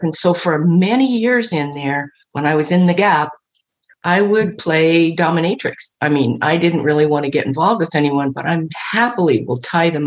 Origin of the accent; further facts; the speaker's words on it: Midwest, United States; moved away as an adult; also born or lived in Los Angeles; I grew up in the Midwest, very conservative family